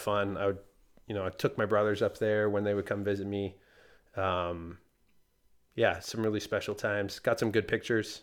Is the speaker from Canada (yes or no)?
yes; Canada; moved away; I'm from Canada originally